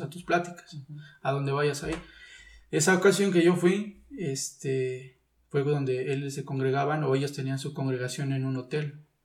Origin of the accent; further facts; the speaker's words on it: Texcoco, State of Mexico, Mexico; also born or lived in Pachuca; yo soy de aquí de Texcoco, pero ah. yo estuve en, Pachuca, perdón, estuve estudiando en Pachuca